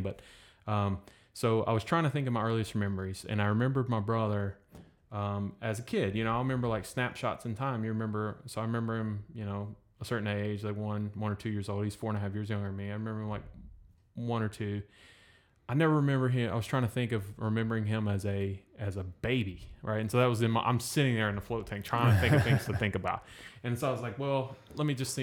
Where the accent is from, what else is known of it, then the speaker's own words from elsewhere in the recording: North Carolina, United States; moved away as an adult; now in Destin, United States; I was born in North Carolina